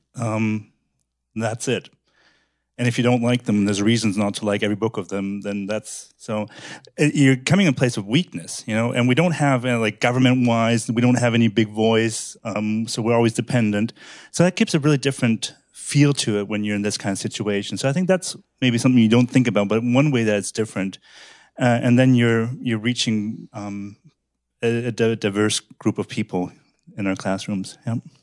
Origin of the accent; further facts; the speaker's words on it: Germany; also born or lived in Canada; I'm born in Canada, but I grew up in Germany.